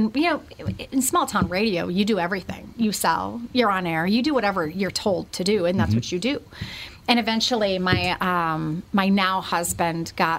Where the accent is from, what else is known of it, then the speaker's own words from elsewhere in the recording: Rapid City, South Dakota, United States; The Rapid City, South Dakota area.